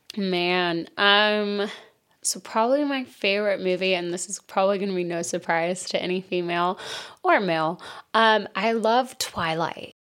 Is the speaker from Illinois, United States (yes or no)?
no; Wichita Falls, Texas, United States; moved away; I am originally from Wichita Falls, Texas.